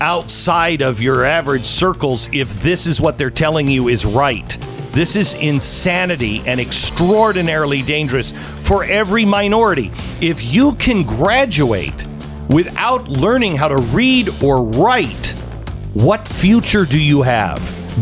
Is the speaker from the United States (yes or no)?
yes; Pacific Northwest, United States; When I was a kid growing up in the Pacific Northwest, I remember these absolute freaks that wanted to be part of Cascadia.